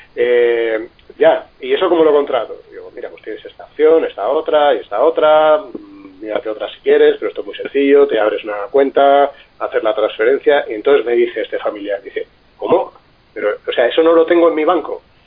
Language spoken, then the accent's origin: Spanish; Alicante, Valencian Community, Spain; yo soy alicantino